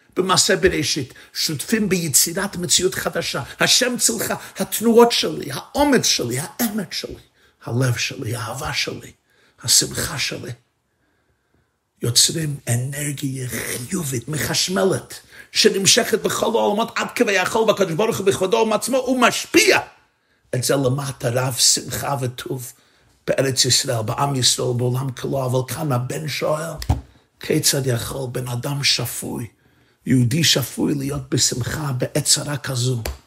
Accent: New York City, New York, United States; אני גדלתי בניו יורק, בברוקלין

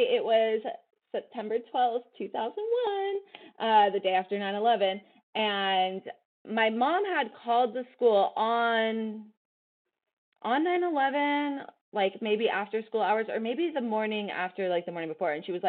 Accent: Los Angeles, California, United States; so I'm from Los Angeles. That's where I was born and raised. But my family is obviously not from here. But my dad is Palestinian, born and raised in the Middle East.

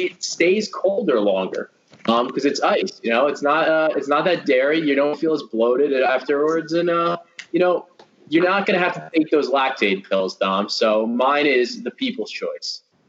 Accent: Monmouth County, New Jersey, United States; I grew up in the Monmouth County area.

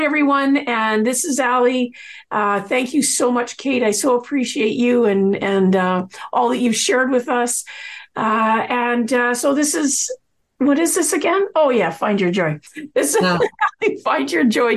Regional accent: Coquitlam, British Columbia, Canada; I grew up in Coquitlam

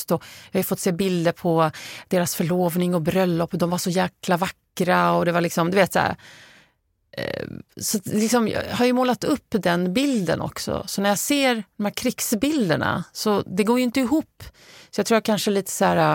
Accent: Lebanon; now in Sweden; så mina barn vet att jag har flytt från Libanon och hur det har påverkat mig.

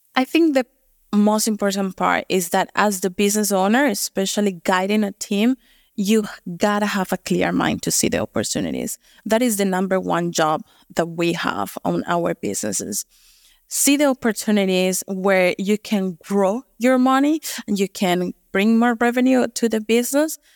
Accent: Colombia; moved away as an adult; also born or lived in United States; now in New Zealand; I'm originally from Colombia

